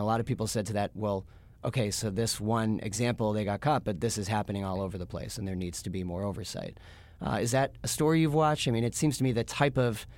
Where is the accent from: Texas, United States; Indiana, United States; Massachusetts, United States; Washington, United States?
Massachusetts, United States; Boston; I'm from Boston, so I'm biased.